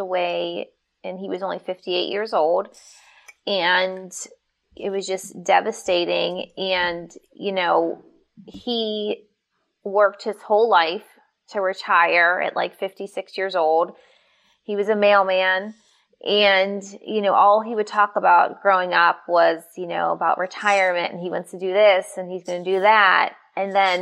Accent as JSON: {"language": "English", "town": "Pittsburgh", "region": "Pennsylvania", "country": "United States", "said": "I'm from Pittsburgh, we're tough"}